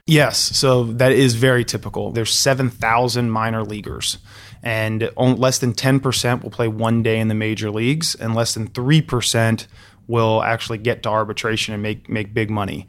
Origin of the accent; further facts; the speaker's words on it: Alexandria, Virginia, United States; I grew up in Alexandria, Virginia